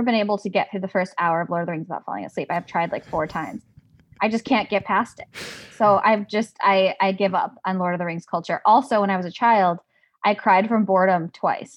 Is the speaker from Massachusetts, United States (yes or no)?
no; Highland Park, Illinois, United States; I am from Highland Park, Illinois, which is, yeah, like thirty minutes north of Chicago